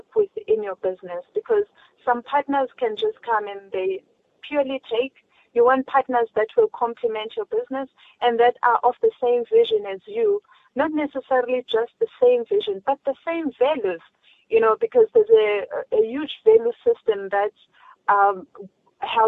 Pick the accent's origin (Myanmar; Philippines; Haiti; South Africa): South Africa; as a South African, as a black child